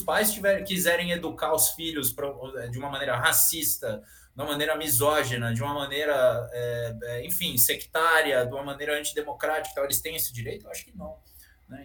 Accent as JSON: {"language": "Portuguese", "region": "São Paulo", "country": "Brazil", "said": "Eu, como bom paulistano aqui"}